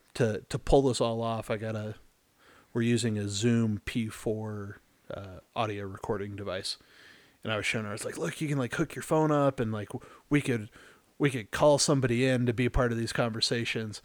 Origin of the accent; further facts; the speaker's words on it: Texas, United States; moved away; I'm originally from Texas